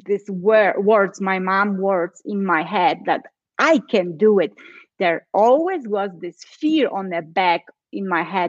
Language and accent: English; Poland; now in Colorado, United States; I am in Colorado, but originally I am from Poland.